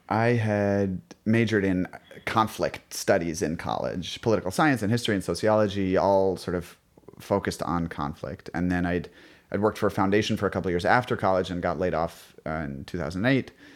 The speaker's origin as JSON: {"language": "English", "town": "New York City", "region": "New York", "country": "United States", "tie": "born or raised there", "said": "I grew up on the Upper West Side of Manhattan"}